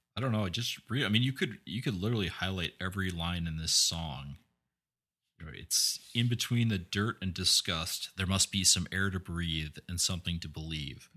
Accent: eastern Iowa, United States; when I was a kid growing up in eastern Iowa

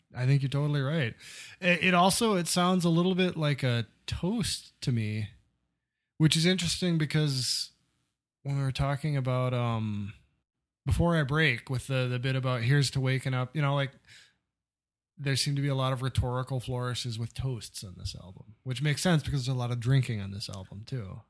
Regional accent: Midwest, United States; still live in a small town in the Midwest

